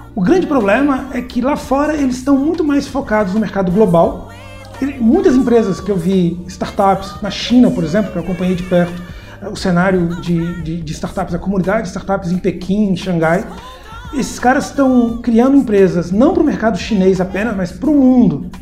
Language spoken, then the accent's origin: Portuguese; João Pessoa, Paraíba, Brazil; moved away as an adult; also born or lived in Belo Horizonte / São Paulo; eu sou de João Pessoa, voltei para João Pessoa em 2008